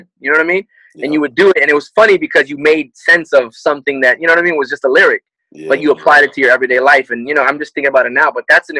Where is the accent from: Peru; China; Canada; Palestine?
Canada; moved away; I'm Canadian